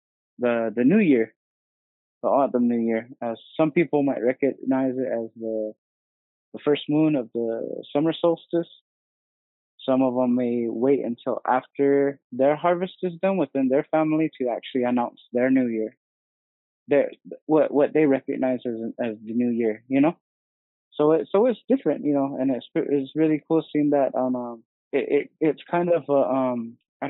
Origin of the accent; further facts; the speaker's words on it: Vaaki, Gila River Indian Community, Arizona, United States; I'm from here from Vaaki, here in the Gila River Indian community